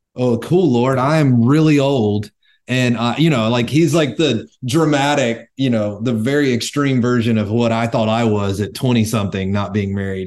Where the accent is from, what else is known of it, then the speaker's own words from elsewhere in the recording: North Carolina, United States; moved away as an adult; also born or lived in Northern California; now in Tennessee, United States; Born and raised in North Carolina. I moved out to California for six years and now I live in Tennessee